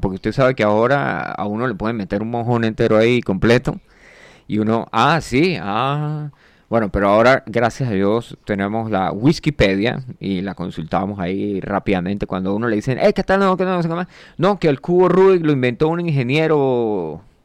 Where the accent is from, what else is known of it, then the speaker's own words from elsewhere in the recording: Colombia; yo soy un man colombiano. De hecho, mi, cédula fue hecha en Barranquilla, así que yo eh, técnicamente soy costeño.